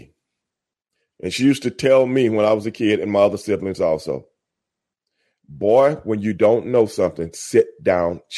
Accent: Houston, Texas, United States; accent: African-American vernacular; my African-American vernacular growing up in Southeast Houston

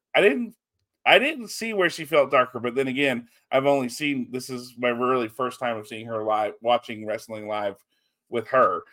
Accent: Texas, United States; we're Texan

